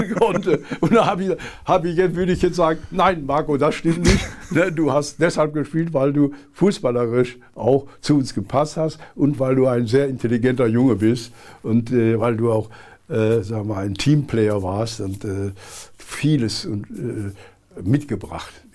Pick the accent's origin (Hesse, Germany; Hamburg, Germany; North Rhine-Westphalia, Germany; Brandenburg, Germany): North Rhine-Westphalia, Germany; Essen; moved away as an adult; also born or lived in Berlin; Ich komme ja aus dem Ruhrgebiet